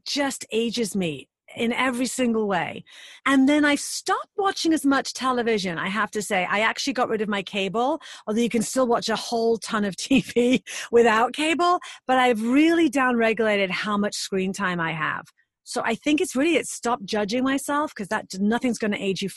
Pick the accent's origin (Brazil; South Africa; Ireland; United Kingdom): United Kingdom; now in United States; being British